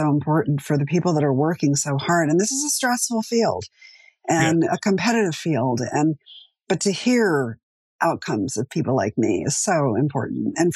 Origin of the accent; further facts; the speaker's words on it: East Coast, United States; now in Los Angeles, United States; I'm from the East Coast originally